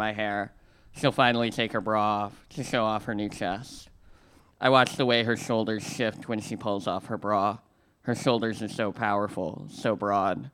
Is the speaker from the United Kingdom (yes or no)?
no; Missouri, United States; I come from a land of rivers. In Missouri, the only lakes are man-made